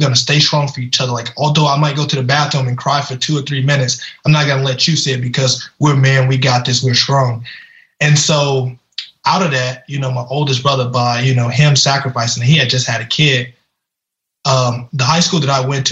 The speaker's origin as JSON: {"language": "English", "region": "Louisiana", "country": "United States", "tie": "born or raised there", "said": "I grew up in Louisiana"}